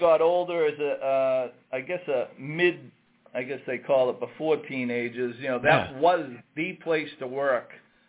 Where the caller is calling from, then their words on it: Saugus, Massachusetts, United States; I'm calling from our office in Saugus, Massachusetts. It's right next door to our flagship restaurant here on Route 1.